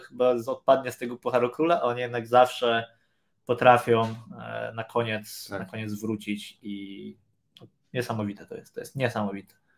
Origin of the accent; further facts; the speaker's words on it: Poland; moved away; skąd jesteś, z Polski